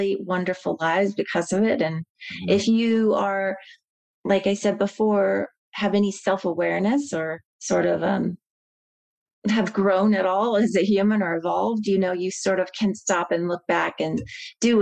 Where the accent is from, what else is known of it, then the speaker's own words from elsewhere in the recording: Midwest, United States; moved away; I'm from the Midwest